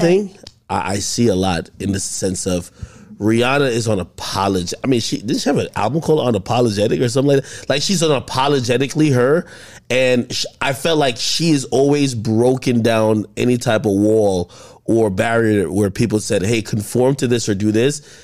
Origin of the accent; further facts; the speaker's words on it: New Jersey, United States; also born or lived in Jamaica; originally I, I was born in Jamaica, but I grew up ever since, like, two thousand one. in Jersey.